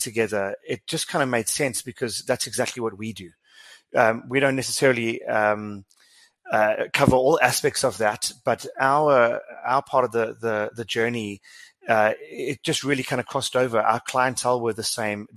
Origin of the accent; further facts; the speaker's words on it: South Africa; as a South African